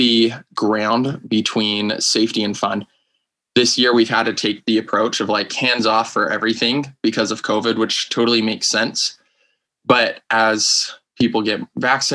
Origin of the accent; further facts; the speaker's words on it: Taylorsville, Utah, United States; now in Orem, United States; I am from Taylorsville, Utah. So I grew up basically in the Salt Lake Valley.